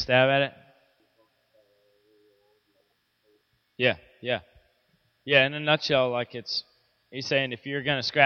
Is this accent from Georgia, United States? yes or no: yes; Midland, Georgia, United States; I grew up in Midland, Georgia